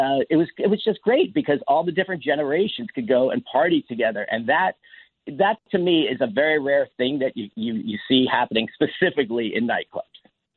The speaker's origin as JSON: {"language": "English", "region": "New York", "country": "United States", "moved": "yes", "lives_now": "Atlantic City, United States", "said": "I'm from New York originally"}